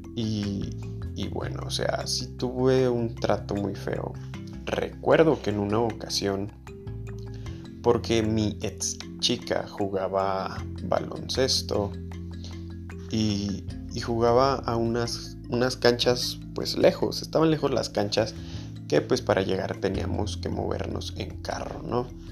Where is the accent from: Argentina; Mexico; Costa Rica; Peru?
Mexico; León, Guanajuato; yo soy de León, Guanajuato, México y de, aquí de León